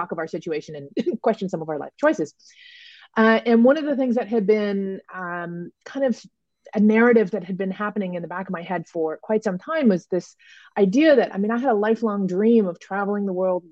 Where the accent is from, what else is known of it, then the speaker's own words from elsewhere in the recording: Toronto, Ontario, Canada; moved away as an adult; I do now have a home base again in my hometown of Toronto